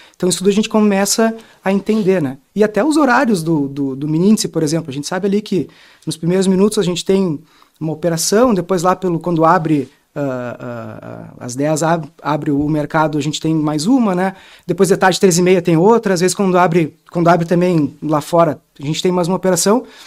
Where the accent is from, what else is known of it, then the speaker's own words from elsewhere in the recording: Porto Alegre, Rio Grande do Sul, Brazil; Eu sou lá do Rio Grande do Sul, de Porto Alegre